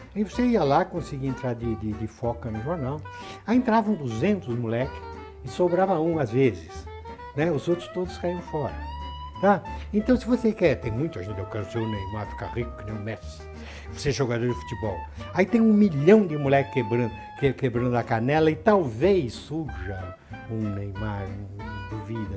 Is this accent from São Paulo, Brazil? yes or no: yes; Santos, São Paulo, Brazil; Quando eu estudava, na minha cidade de Santos, onde eu nasci